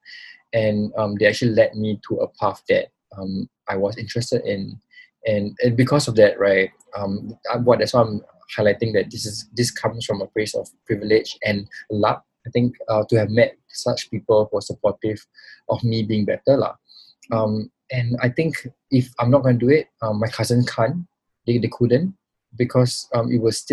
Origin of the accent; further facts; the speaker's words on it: Singapore; also born or lived in Pulau Semakau, Singapore; I got a little bit of a taste of how life was until like I was 9 years old. And then I grew up in Singapore.